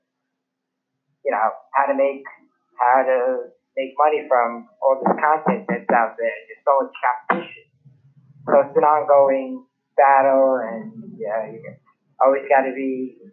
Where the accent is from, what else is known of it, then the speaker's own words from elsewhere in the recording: New York City, New York, United States; I'm born and raised in Brooklyn, New York City